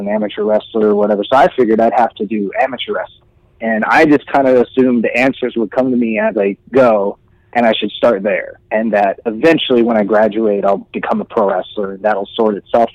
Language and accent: English; Riverside, California, United States; also born or lived in Kansas City, Missouri / Chatsworth, Los Angeles; Then we moved a little bit east out of the city towards Riverside, and I grew up there. So I grew up in Southern California. I was raised in Southern California.